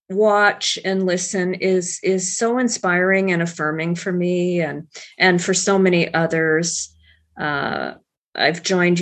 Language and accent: English; Alabama, United States; born there; My father was in the U.S. Air Force, and I was born on Maxwell Air Force Base in Alabama.